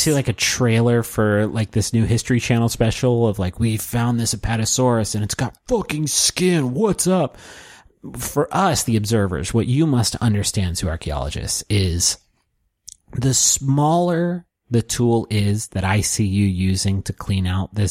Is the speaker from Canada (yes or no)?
no; Pittsburgh, Pennsylvania, United States; I'm from Pittsburgh, Pennsylvania, which is where the show was shot and where Fred Rogers is from. And it reminded me of my childhood and growing up with Mr. Rogers.